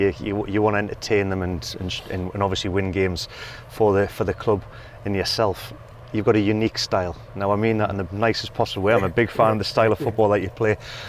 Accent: Newcastle upon Tyne, North East England, United Kingdom; I'm from the Newcastle region.

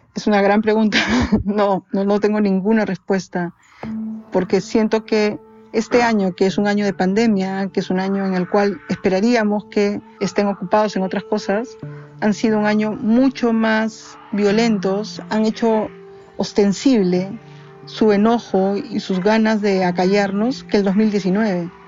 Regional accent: Peru; mi país

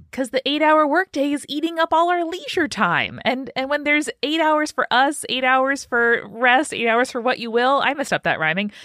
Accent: New York, United States; I'm from New York, and I spent a, a large portion of my school year driving to school in the darkness

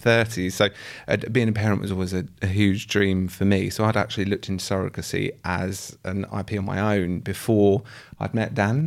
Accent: Essex, East of England, United Kingdom; I'm fr-, also from Essex

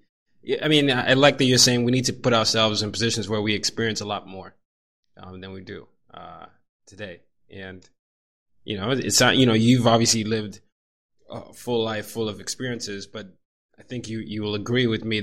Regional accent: Nigeria; also born or lived in 5 countries; I am a Nigerian who grew up in 5 countries and 4 continents, and I've always been the minority everywhere I've been.

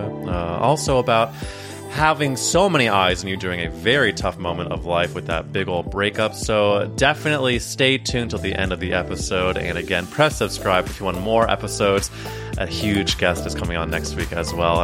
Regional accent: Missouri, United States; Missouri, my home state.

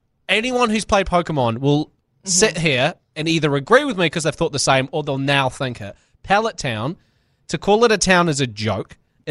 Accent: United Kingdom; Can you tell I'm British?

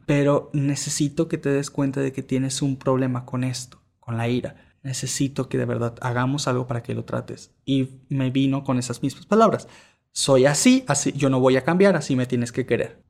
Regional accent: Venezuela; moved away; also born or lived in Mexico; yo soy originario de Venezuela, pero por cosas estuve en México

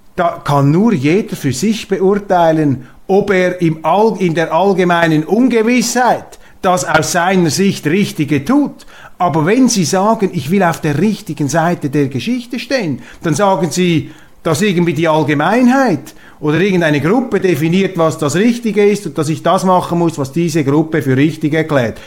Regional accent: Switzerland; als Schweizer

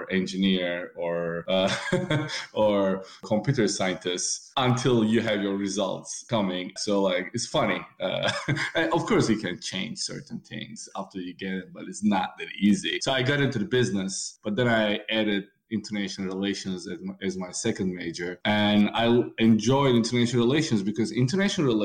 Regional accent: Istanbul, Turkey; moved away as an adult; now in United States; Growing up in Istanbul, also a great experience, because Istanbul is very cosmopolitan city.

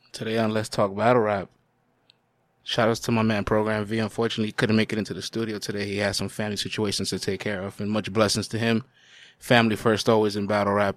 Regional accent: New York City, New York, United States; also born or lived in Dominican Republic; I'm a kid from the Bronx. Well, I was born in D R, but I grew up in the Bronx

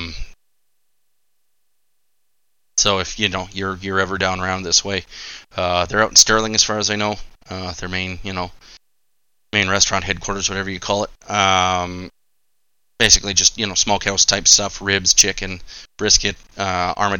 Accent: Nanton, Alberta, Canada; growing up in Nanton

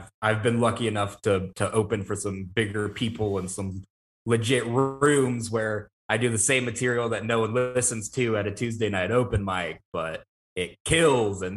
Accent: Mississippi, United States; I'm from Mississippi

